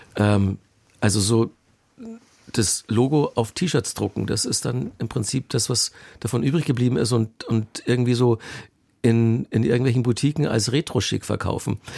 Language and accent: German; Bavaria, Germany; moved away as an adult; also born or lived in Munich / Cologne; ich bin ja in Bayern aufgewachsen, habe zu der Zeit auch noch in München gewohnt